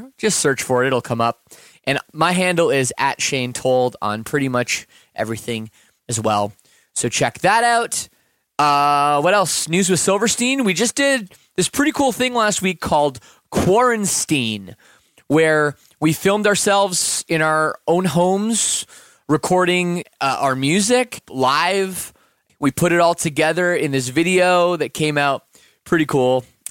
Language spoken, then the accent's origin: English; Canada; you know, kind of just being Canadian, you know, like following the media a little bit.